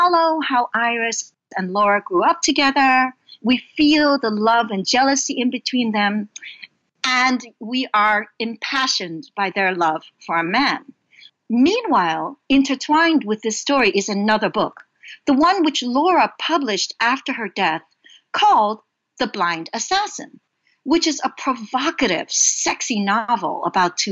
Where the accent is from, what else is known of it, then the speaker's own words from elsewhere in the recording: New York City, New York, United States; also born or lived in Hong Kong; I immigrated from Hong Kong to Brooklyn, New York, when I was 5, and we were very poor.